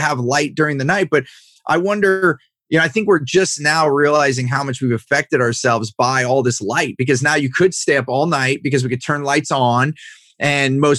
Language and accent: English; Silicon Valley, California, United States; growing up in Silicon Valley here in California